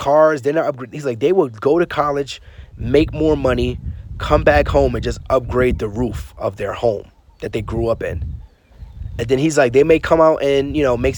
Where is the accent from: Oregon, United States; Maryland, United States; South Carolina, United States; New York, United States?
New York, United States; New York City; growing up in Brooklyn, New York, I wasn't a big traveler